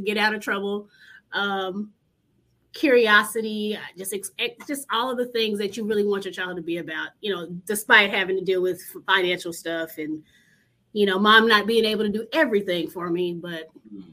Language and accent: English; Dallas, Texas, United States; growing up in Oak Cliff, it's a lower middle class neighborhood.